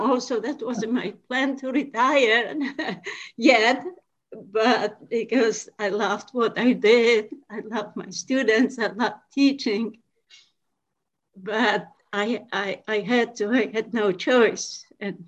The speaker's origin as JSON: {"language": "English", "country": "Poland", "also_born_or_lived": "Milford, Pennsylvania / upstate New York", "moved": "as an adult", "lives_now": "New York, United States", "said": "originally, I am from Poland. I've been in USA for 30 years."}